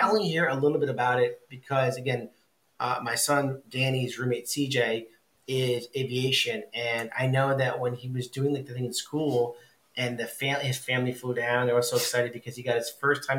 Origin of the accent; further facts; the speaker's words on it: Westbrook, Connecticut, United States; I grew up in Westbrook